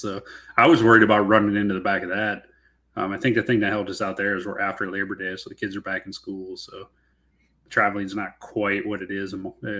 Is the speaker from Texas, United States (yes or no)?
no; just south of Milwaukee, Wisconsin, United States; also born or lived in Western Washington; now in Washington, United States; me growing up in Wisconsin there, just down the road from corporate, you know, just south of Milwaukee there